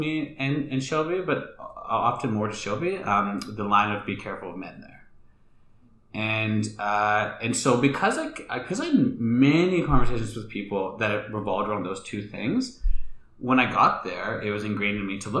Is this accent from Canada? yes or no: yes; Canada; born there; my ancestors are from India, and they're also from Tanzania, and I was born in Canada